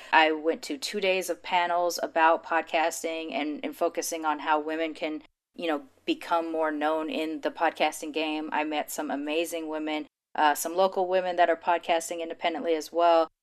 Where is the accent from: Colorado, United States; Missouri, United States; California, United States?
California, United States; Los Angeles; I grew up in L